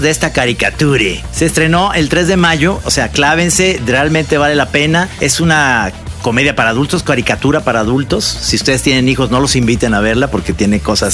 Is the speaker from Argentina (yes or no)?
no; Guadalajara, Jalisco, Mexico; yo que soy de Guadalajara